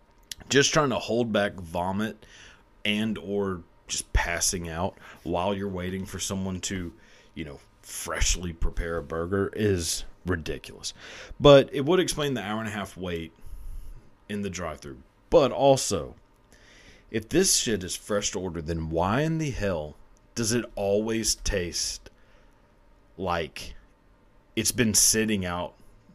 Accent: Texas, United States; I'm from Texas

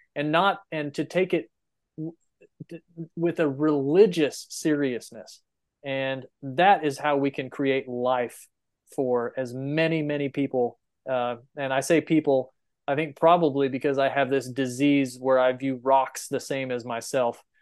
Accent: Texas Panhandle, United States; I grew up in the Panhandle of Texas

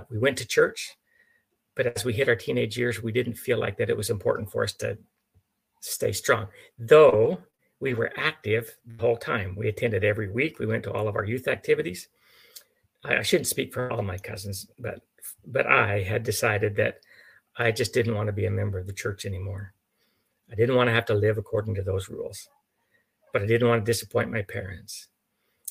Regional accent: Mancos, Colorado, United States; now in Oklahoma, United States; I grew up in Mancos, Colorado, which is the southwestern corner around Durango

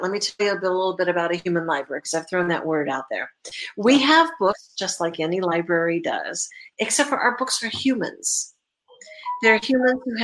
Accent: California, United States; now in Indiana, United States; I grew up in California.

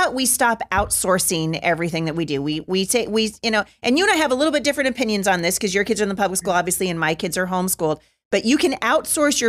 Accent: Portland, Oregon, United States; I was born in Portland

